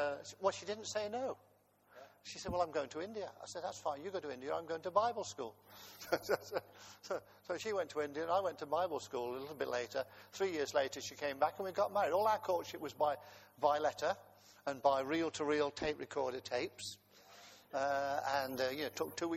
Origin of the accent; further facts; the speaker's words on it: Coventry, West Midlands, United Kingdom; I was born in Coventry while the German bombs were falling on the city